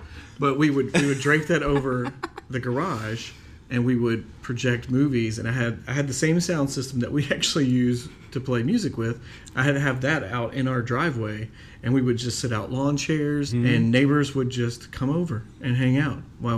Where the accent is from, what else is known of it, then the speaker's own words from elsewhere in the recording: Tennessee, United States; We're from Tennessee, but...